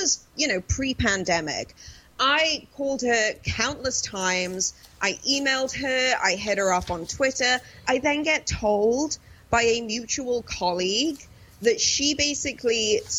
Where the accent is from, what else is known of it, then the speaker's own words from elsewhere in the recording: England, United Kingdom; I grew up around that kind of like footy culture, as we call it, like football, soccer culture. My hometown was in the Premier League for many years, and it completely gentrified our hometown.